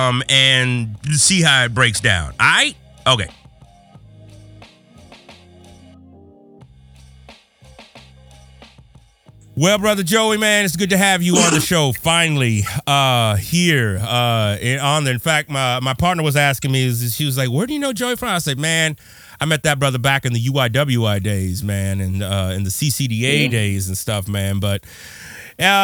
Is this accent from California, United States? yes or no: yes; Southern California, United States; We're both from Southern California